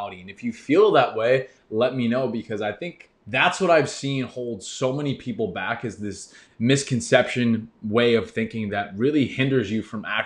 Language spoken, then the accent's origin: English; New York, United States; I grew up in New York